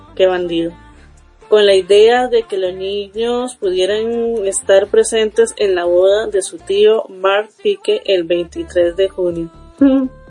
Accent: Costa Rica; aquí en mi país, en Costa Rica

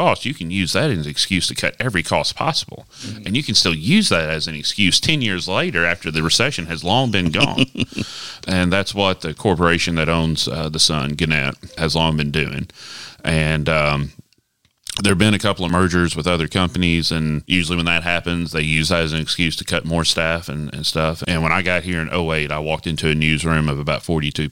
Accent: Florence, Alabama, United States; moved away as an adult; also born or lived in Cullman, Alabama; now in Jackson, United States; I grew up in Florence, Alabama

